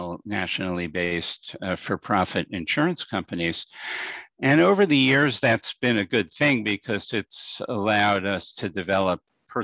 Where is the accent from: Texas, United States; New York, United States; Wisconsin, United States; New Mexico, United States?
New York, United States; New York City; moved away as an adult; also born or lived in Albany, New York; now in Schenectady, United States; I grew up in Brooklyn in New York City